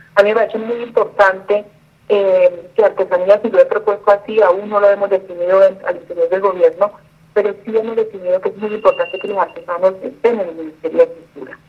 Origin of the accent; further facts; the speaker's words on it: Buenaventura, Valle del Cauca, Colombia; Yo soy una mujer eh, bonaverense, nací en Buenaventura, Valle del Cauca. Eh, amo mi tierra